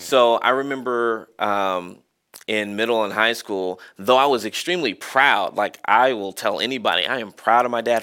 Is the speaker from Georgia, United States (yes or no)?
yes; Marietta, Georgia, United States; moved away; I loved growing up in Marietta